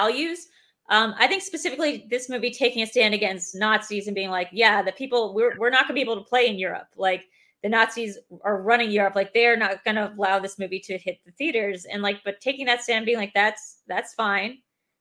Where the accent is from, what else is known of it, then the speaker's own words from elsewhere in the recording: United States; I have never been less proud to be an American